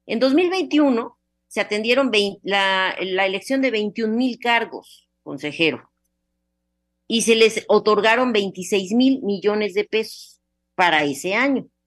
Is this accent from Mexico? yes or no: yes; Yucatán, Mexico